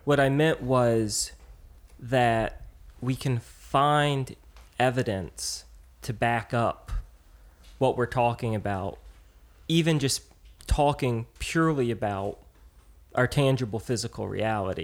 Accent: United States; I'm American

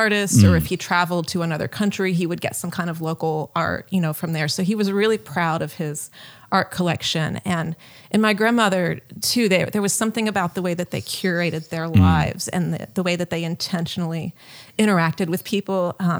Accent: Tennessee, United States; also born or lived in New Orleans; No, I grew up in Tennessee, outside of Nashville. At the time, it was really rural, and there was not much awareness of what art was, or, you know, any kind of art world, where I grew up. But I was born in New Orleans

